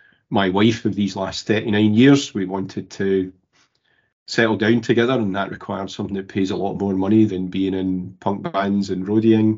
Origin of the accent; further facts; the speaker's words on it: Glasgow, Scotland, United Kingdom; I'm from Govan in Glasgow. Early life, classic, working class family. Govan's not exactly the posh end of Glasgow, so free dinners at school.